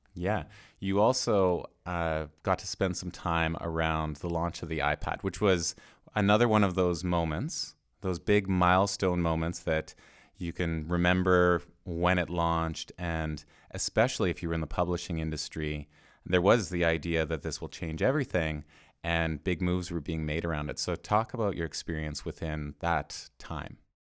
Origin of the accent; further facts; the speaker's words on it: Canada; I'm Canadian